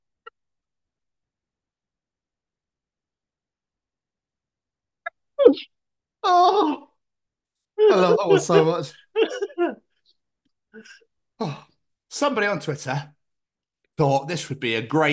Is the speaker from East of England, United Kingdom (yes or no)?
no; Scotland, United Kingdom; I'm from Scotland where the most scariest thing is a cow.